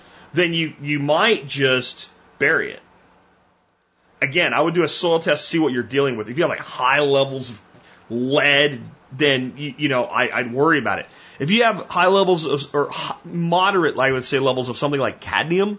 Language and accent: English; Pennsylvania, United States; growing up in Pennsylvania, running the woods all the time as a teenager